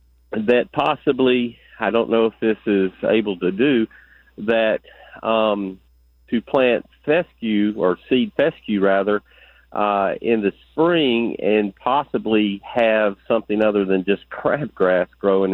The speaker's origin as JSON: {"language": "English", "country": "United States", "tie": "born or raised there", "said": "I grew up in Muskogee County"}